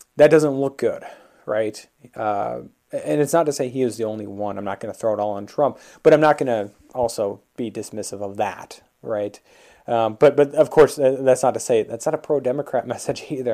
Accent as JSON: {"language": "English", "region": "Minnesota", "country": "United States", "tie": "born or raised there", "said": "my home state, Minnesota"}